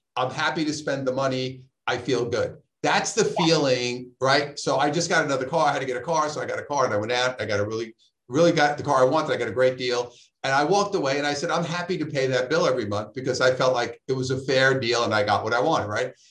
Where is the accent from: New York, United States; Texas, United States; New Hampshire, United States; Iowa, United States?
New York, United States; New York City; now in Southern California, United States; I'm from Brooklyn